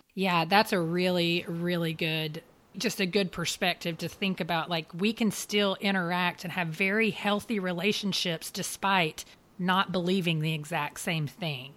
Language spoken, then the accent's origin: English; United States; as an American Christian myself